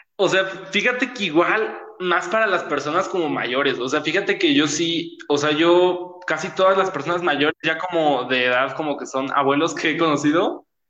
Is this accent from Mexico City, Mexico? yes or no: yes; Mexico City, Mexico; yo soy de México y aparte soy pues como de Ciudad de México